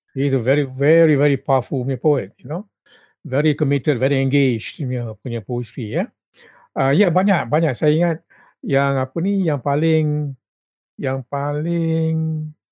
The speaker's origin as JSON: {"language": "Malay", "town": "Rembau", "region": "Negeri Sembilan", "country": "Malaysia", "tie": "born or raised there", "said": "kampung saya di Rembau"}